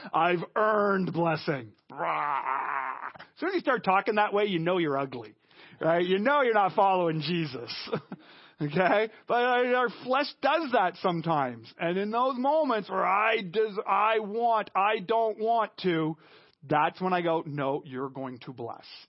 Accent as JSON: {"language": "English", "country": "Canada", "said": "we as Canadian Christians"}